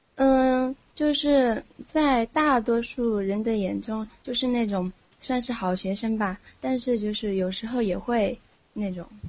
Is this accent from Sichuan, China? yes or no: yes; Nanchong, Sichuan, China; 来自中国的，四川南充